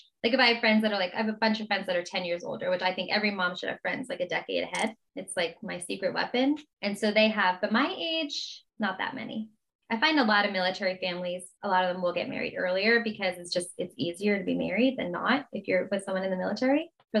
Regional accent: New Jersey, United States; I'm just happy to be in California again because we're from New Jersey, but we belong in California.

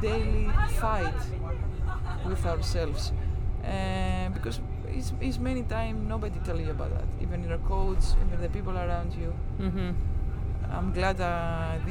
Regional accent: Greece; English is a second language; also born or lived in Zaragoza; in my country

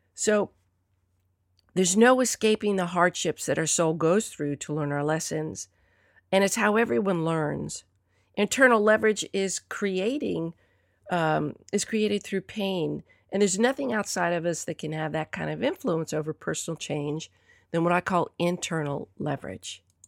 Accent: Southern, Southern United States, United States; accent: Southern; pardon my Southern accent

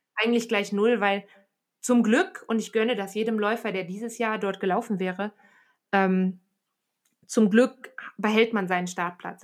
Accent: Aachen, North Rhine-Westphalia, Germany; now in Bern, Switzerland; die Stadt, aus der ich ursprünglich komme. Ähm, ich komme tatsächlich aus dem Flachland, ne? Also ich komme aus Aachen

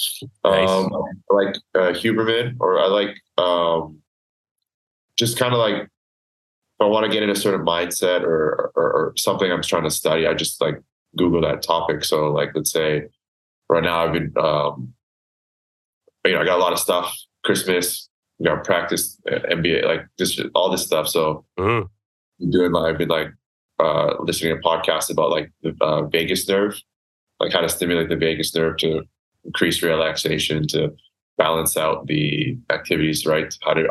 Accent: Canada; So this is nostalgic because it's just growing up in Canada.

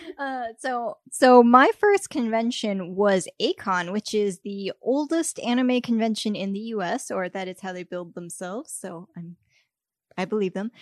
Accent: Texas, United States; moved away; I'm from Texas

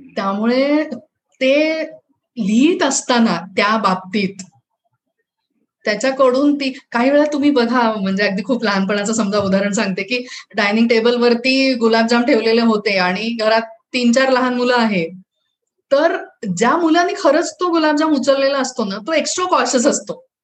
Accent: North India, India; moved away; माझं बालपण जे आहे ते उत्तर भारतात गेले

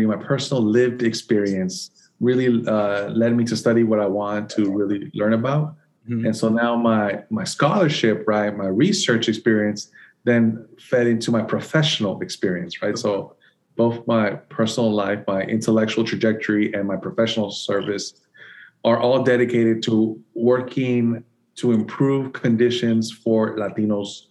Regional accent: San Francisco, California, United States; moved away as an adult; also born or lived in Nicaragua / Santa Cruz, California / Michigan / Atlanta; now in Birmingham, United States; I was born in Nicaragua, and my family migrated to the United States when I was about 2 years old. I grew up in San Francisco, California, so I consider myself a West Coast kid.

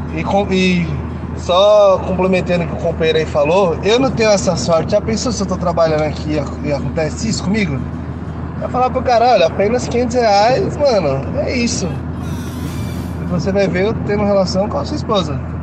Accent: Guarulhos, São Paulo, Brazil; Também sou de Guarulhos.

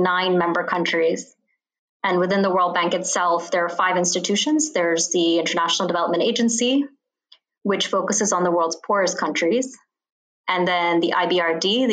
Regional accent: Bahrain; now in Washington, D.C., United States; I grew up in the Middle East in a little island called Bahrain

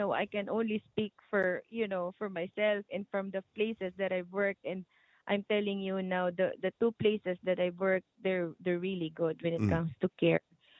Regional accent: Philippines

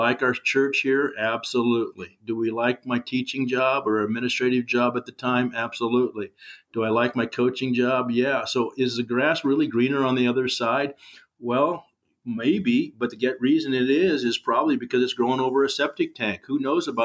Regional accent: Corvallis, Oregon, United States; moved away as an adult; now in Sweet Home, United States; I was raised in Corvallis at a golden time.

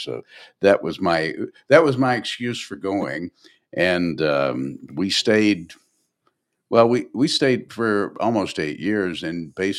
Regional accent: Nashville, Tennessee, United States; I grew up in Nashville, and I went around the world doing stuff, and then I went back home to Nashville, and Nashville changed a lot just over the course of the 70s

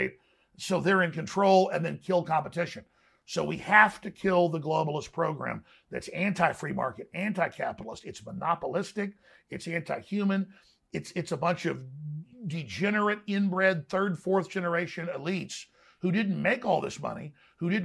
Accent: Dallas, Texas, United States; growing up in Dallas

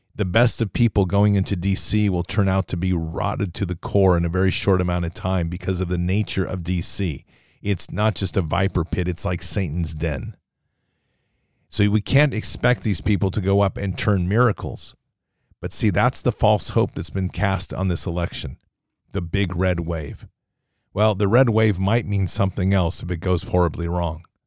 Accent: Oregon, United States; Oregon, my home state

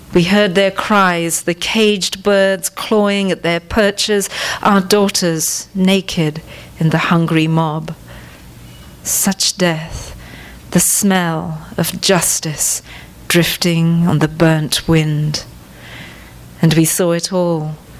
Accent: Sri Lanka; moved away; I was born in Sri Lanka

